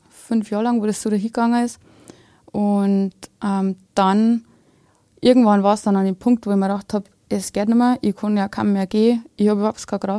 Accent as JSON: {"language": "German", "region": "Bavaria", "country": "Germany", "said": "ich bin ähm, aus Bayern, ähm, aus Deisendorf, das ist äh, ziemlich an der Grenze."}